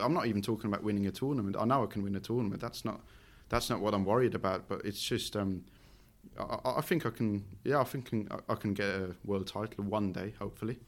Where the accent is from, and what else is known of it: Switzerland; English is a second language